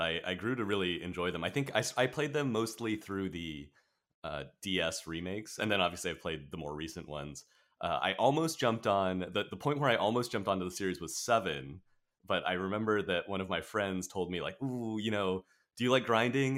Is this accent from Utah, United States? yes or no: no; Orange County, Southern California, United States; also born or lived in Riverside, California; mostly in Orange County is, um, where I've spent most of my life